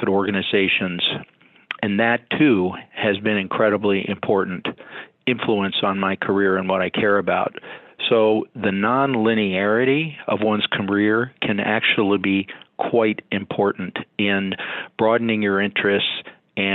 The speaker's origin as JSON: {"language": "English", "region": "Minnesota", "country": "United States", "tie": "born or raised there", "said": "I came back to my home state of Minnesota"}